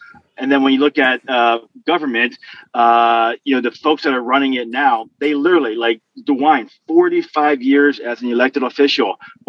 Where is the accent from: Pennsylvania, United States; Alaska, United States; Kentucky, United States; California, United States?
Pennsylvania, United States; Philadelphia; I was born in Philadelphia, literally in the city